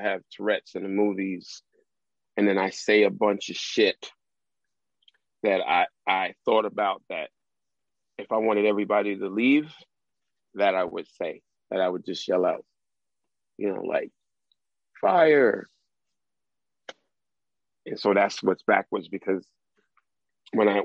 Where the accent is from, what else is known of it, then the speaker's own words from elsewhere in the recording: New York City, New York, United States; growing up in South Jamaica